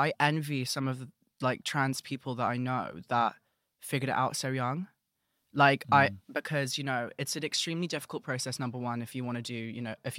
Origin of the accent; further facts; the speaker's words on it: London, United Kingdom; And, you know, I'm from London, so I know what a roadman sounds like.